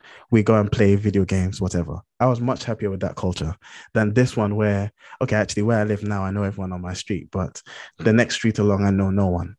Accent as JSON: {"language": "English", "country": "Ghana", "tie": "born or raised there", "moved": "as an adult", "lives_now": "United Kingdom", "said": "So I lived for 10 years in Ghana, 8 to 18."}